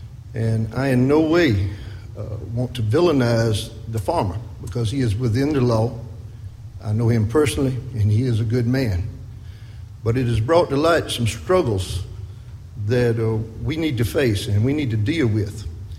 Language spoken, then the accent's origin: English; Wagener, South Carolina, United States; I'm from down in a little town called Wagner in the Edisto region. And I have no other credentials to put me here other than I was born and raised in the Edisto River.